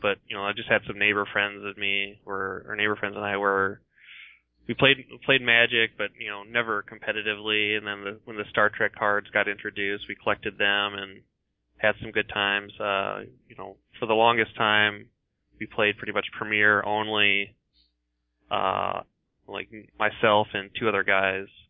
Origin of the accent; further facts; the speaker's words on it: Iowa, United States; I grew up mostly in Iowa